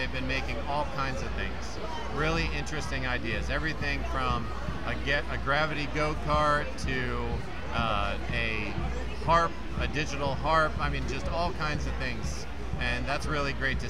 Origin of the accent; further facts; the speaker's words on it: South Carolina, United States; we're from South Carolina